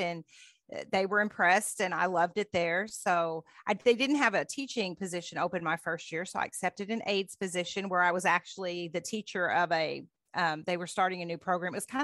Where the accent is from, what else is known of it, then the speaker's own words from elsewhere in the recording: Henderson, Kentucky, United States; accent: true Kentuckian; moved away as an adult; also born or lived in Dayton, Ohio / Caldwell County, Kentucky; now in California, United States; when we moved to Kentucky in 1980 from Ohio, I was in fifth grade